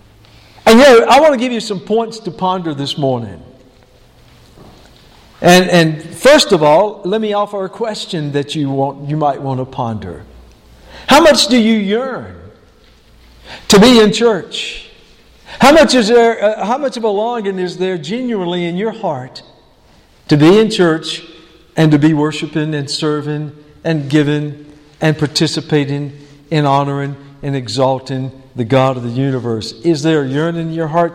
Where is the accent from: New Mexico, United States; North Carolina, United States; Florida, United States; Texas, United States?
North Carolina, United States; High Plains community, Person County, on the Virginia border; moved away; the community in which I was born and known as the High Plains community and that farm and rural part of Person County right on the Virginia border. I yearn to go back there because, you know, that's where I was born. That's where I was raised